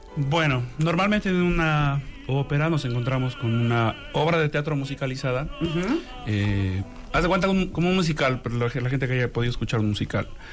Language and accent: Spanish; Xalapa, Veracruz, Mexico; yo soy originario de Jalapa, Veracruz